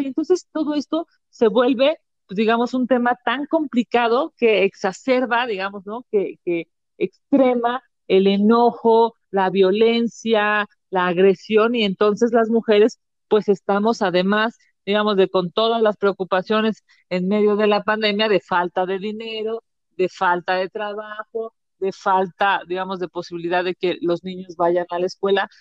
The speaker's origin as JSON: {"language": "Spanish", "country": "Mexico", "said": "como mexicanos"}